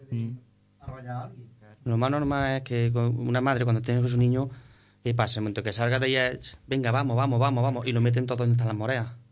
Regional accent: Nueva Carteya, Andalusia, Spain; mi pueblo. quiero contar con la banda de música de Nueva Cartella.

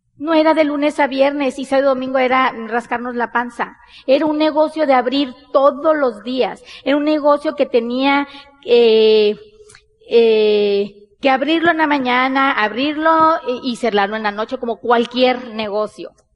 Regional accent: Sonora, Mexico; Nosotros somos mexicanos, bien mexicanas, somos de Sonora, del norte del país de México.

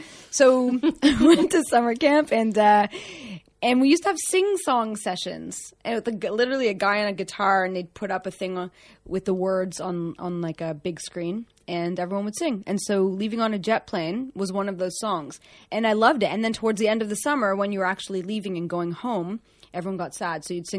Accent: Toronto, Ontario, Canada; moved away; Right. So I grew up in Toronto.

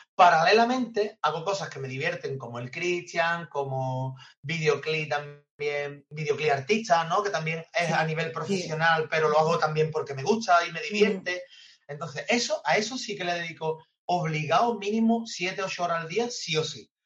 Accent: San Fernando, Andalusia, Spain; yo soy amante de San Fernando, me he criado aquí, conozco medio San Fernando y estoy aquí en mi casa.

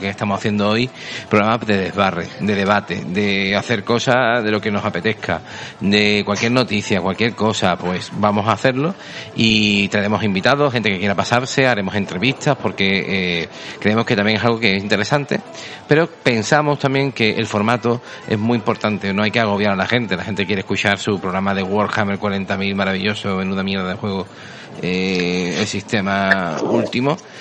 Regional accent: Seville, Andalusia, Spain; somos sevillanos. Yo más que él.

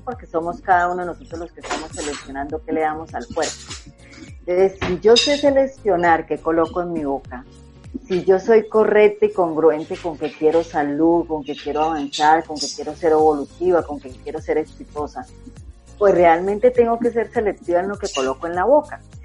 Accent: Colombia; como decimos acá en Colombia

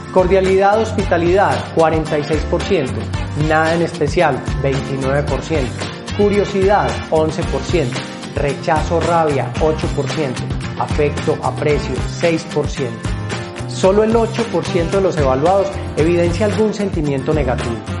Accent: Paisa region, Colombia; los paisas que conocemos lo que es ser rechazados

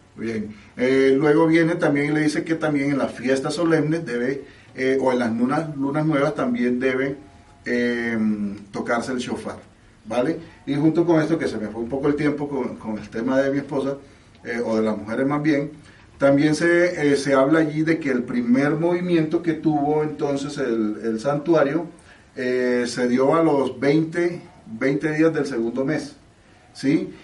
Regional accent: Mexico; yo soy mexicano

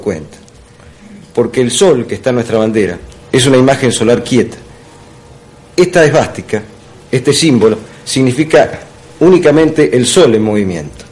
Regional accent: Argentina

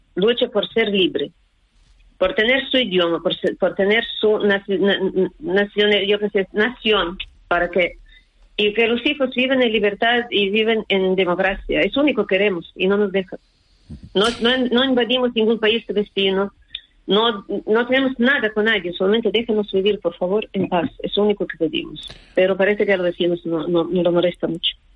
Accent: Ukraine; moved away; ucranianos somos pocos

